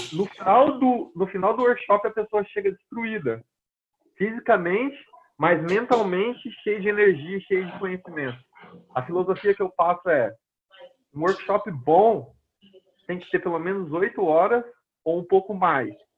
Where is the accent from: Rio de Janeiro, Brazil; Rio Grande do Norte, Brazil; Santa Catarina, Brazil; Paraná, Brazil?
Paraná, Brazil; Londrina; first language Portuguese; moved away as an adult; now in United States; minha cidade, Londrina, que eu sou de Londrina, no Paraná, no Brasil